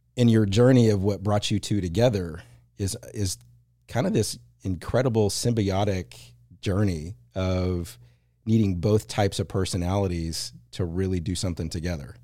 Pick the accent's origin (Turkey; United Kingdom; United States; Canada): United States; Plano, Texas; I grew up in the Plano, Dallas area.